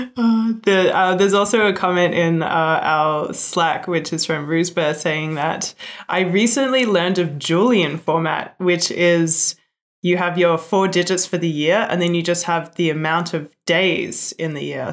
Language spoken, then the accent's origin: English; Australia; born or raised there; moved away